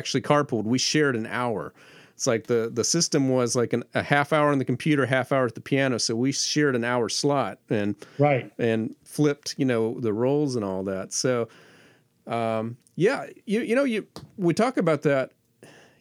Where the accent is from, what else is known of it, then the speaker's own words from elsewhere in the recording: Fort Walton Beach, Florida, United States; also born or lived in DeFuniak Springs, Florida; I moved there from Fort Walton Beach, which had 20,000 people